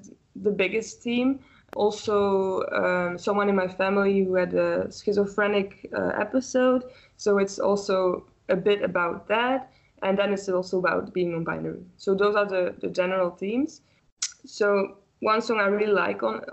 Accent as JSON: {"language": "English", "country": "Belgium", "said": "Here in Ghent, it's in Belgium. I'm from Belgium."}